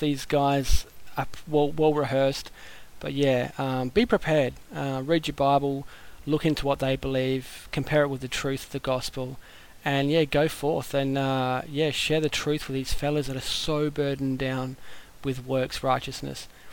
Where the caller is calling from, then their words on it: Australia; greetings from Australia